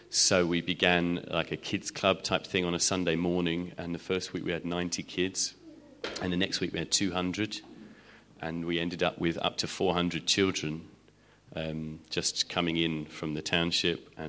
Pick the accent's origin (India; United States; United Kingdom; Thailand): United Kingdom; which was wonderful because as British people, we went there and like, why have we got two services here?